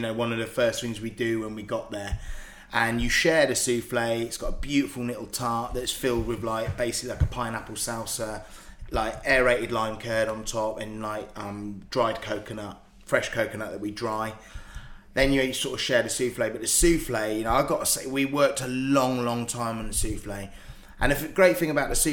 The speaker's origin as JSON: {"language": "English", "town": "Southampton", "region": "South East England", "country": "United Kingdom", "tie": "born or raised there", "said": "me growing up in Southampton"}